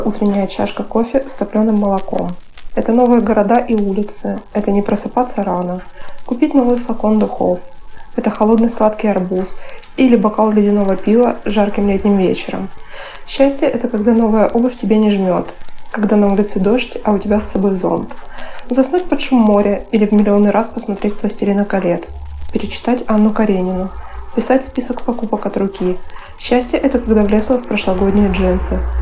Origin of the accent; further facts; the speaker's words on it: Moscow, Russia; мне 32 года, и я из Москвы